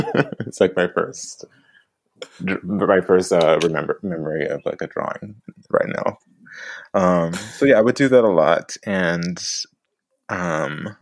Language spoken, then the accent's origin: English; Orangeburg, South Carolina, United States; now in Long Beach, United States; I grew up in Orangeburg, South Carolina